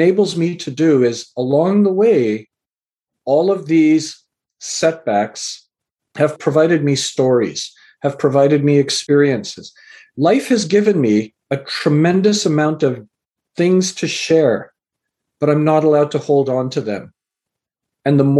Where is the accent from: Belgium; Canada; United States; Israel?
Canada; also born or lived in England; I was born in England and raised in Canada